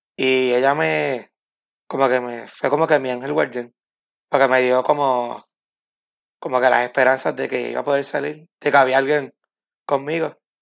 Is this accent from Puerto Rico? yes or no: yes; Camuy, Puerto Rico; also born or lived in Arecibo, Puerto Rico / Mayagüez, Puerto Rico; yo nací en Arecibo, Puerto Rico, eh, en el año 1995. Pero pues mi familia todos son de Camuy y me crié en Camuy.